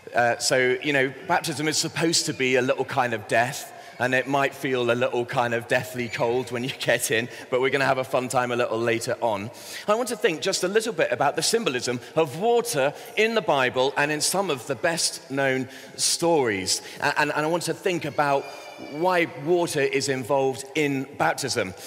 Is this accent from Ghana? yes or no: no; Bristol, South West England, United Kingdom; I grew up in Bristol in the southwest